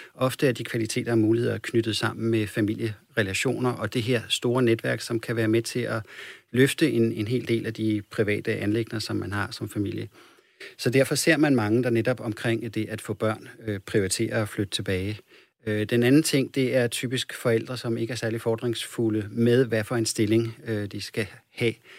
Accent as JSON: {"language": "Danish", "town": "Copenhagen", "region": "Capital Region of Denmark", "country": "Denmark", "tie": "born or raised there", "moved": "yes", "said": "som jeg kommer fra København"}